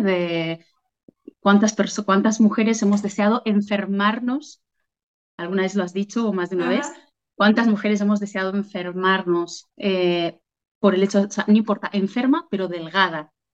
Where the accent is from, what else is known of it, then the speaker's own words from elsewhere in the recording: Argentina; moved away as an adult; now in Catalonia, Spain; soy argentina, descendiente de, italianos